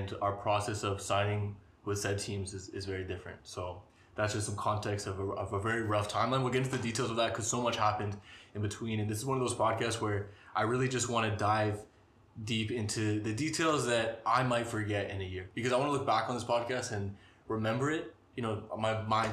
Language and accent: English; Canada; moved away as an adult; also born or lived in Portugal / Malta / Dubai; I'm a Canadian footballer and I ended up in Dubai